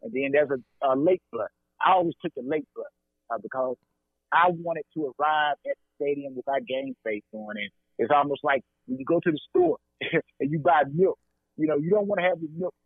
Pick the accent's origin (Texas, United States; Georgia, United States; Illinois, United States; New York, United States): Georgia, United States; LaGrange; also born or lived in Atlanta, Georgia; I'm a Georgia native, so I want everybody to understand that. Born and raised in LaGrange, Georgia